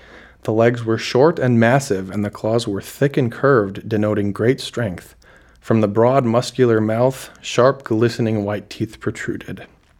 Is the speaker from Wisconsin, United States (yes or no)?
yes; Oshkosh, Wisconsin, United States; because I grew up in Oshkosh, Wisconsin, right on the shores of Lake Winnebago